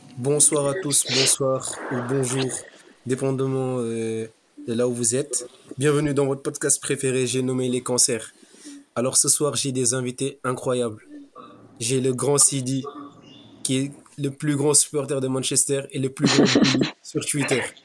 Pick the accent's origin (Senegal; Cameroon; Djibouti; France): Senegal; on est tous des Sénégalais